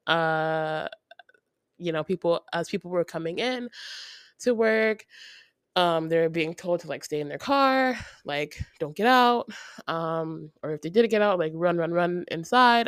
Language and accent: English; Ocala, Florida, United States; also born or lived in New Mexico; now in Florida, United States; I'm from Ocala